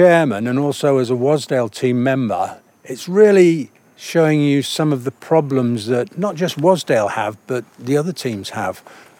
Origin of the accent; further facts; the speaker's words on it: North West England, United Kingdom; now in Whitehaven, United Kingdom; Yes, well, I live in Whitehaven. {S1} Right. {S2} And lived in Cumbria for the best part of my life, I would think.